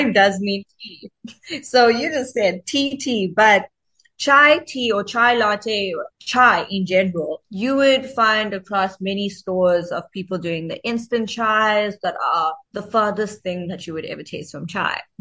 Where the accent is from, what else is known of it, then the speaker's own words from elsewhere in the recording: Durban, KwaZulu-Natal, South Africa; also born or lived in Johannesburg; my hometown is Durban, KwaZulu Natal.